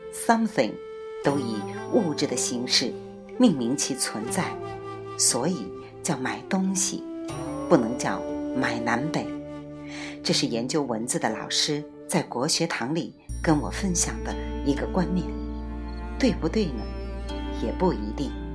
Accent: China; 我们中国人

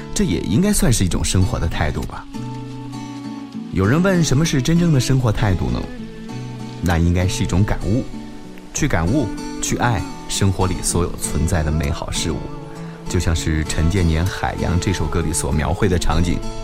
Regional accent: Sichuan, China; now in Kunming, China; 就因为我是四川人

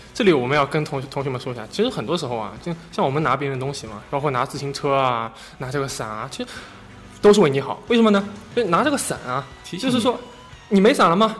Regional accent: Shanghai, China; accent: Shanghai accent; 我这个上海口音比较重

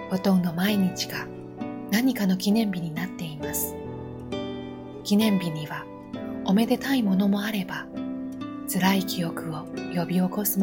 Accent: Japan; moved away; also born or lived in Beijing; 地震国と呼ばれる日本で生まれ育ったのですから

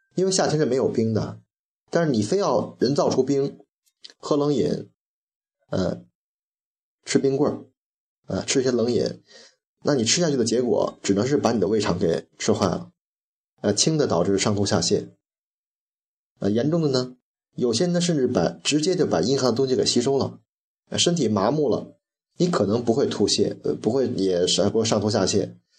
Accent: China; 喝开水也是我们中国人的传统

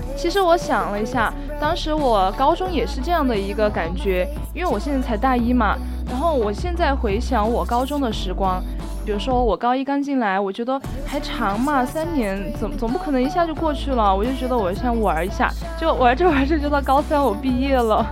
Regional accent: Chengdu, Sichuan, China; 我从小在成都长大

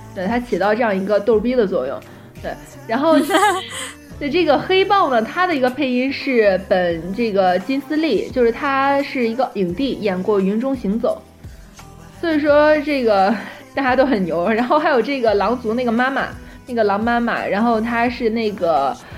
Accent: northern China, China; now in Shanghai, China; 本身我自己是北方人吧，然后就，我就比较喜欢北方的一种环境

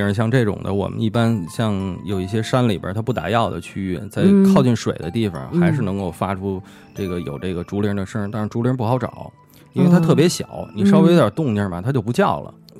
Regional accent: Beijing, China; 像这北京夏天的时候，像我小时候都是在那个我们家住杂院嘛，四合院杂院

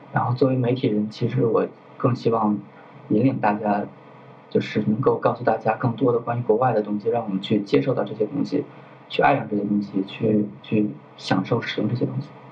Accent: China; 我是中国人

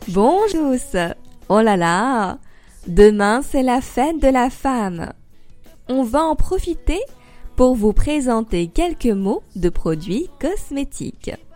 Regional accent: France; also born or lived in Paris

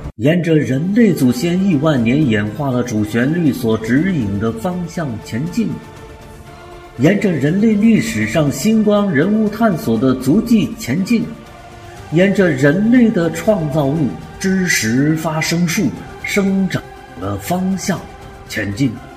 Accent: Hunan, China; 咱们湖南人的表达方式

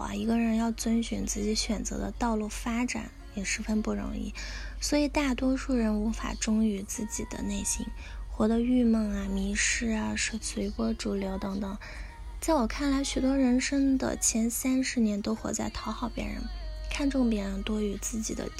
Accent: China; 我们中国人特别喜欢讲面子啊，讲丢脸。

